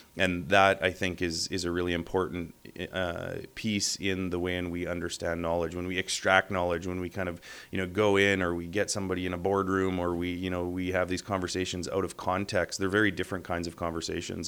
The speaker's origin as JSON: {"language": "English", "town": "Winnipeg", "region": "Manitoba", "country": "Canada", "tie": "born or raised there", "also_born_or_lived": "Thompson, Manitoba / Verdun", "said": "I'm a Winnipeager. Uh, I've spent most of my life here. I was born in Thompson, lived in Verdun. Uh, my consciousness kind of comes into being with the pump jacks of South uh, western Manitoba"}